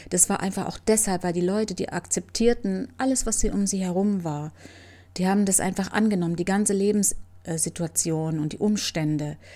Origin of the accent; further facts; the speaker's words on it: Camajuaní, Villa Clara, Cuba; German is a second language; now in Germany; So wie das auch bei uns in Camahuani war und überall in Kuba.